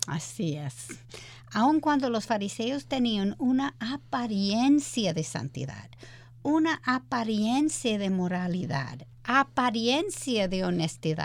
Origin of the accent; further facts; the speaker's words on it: United States; Spanish is a second language; moved away as an adult; now in Dominican Republic; yo soy americana